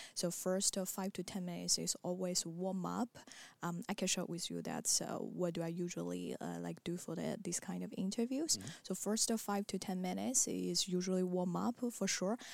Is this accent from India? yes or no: no; China; moved away as an adult; also born or lived in Marseille, France; now in Paris, France; I come from China